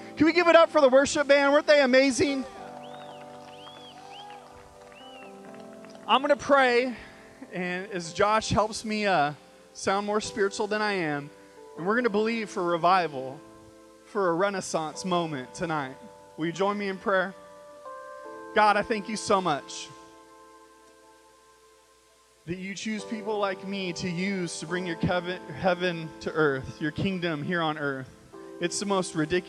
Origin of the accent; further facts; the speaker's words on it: Bakersfield, California, United States; I grew up in Bakersfield, California